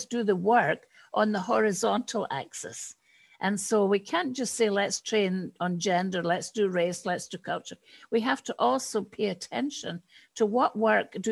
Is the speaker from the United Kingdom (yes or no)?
yes; United Kingdom; now in United States; I am British, even although I live in the States.